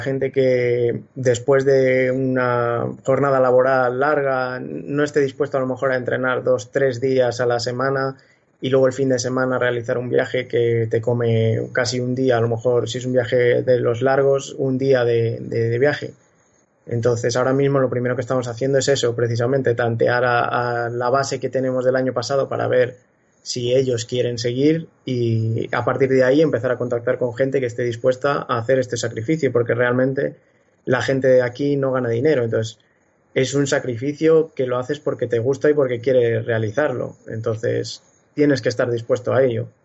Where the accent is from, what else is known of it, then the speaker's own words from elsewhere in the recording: Nava del Rey, Castile and León, Spain; de Nava del Rey Valladolid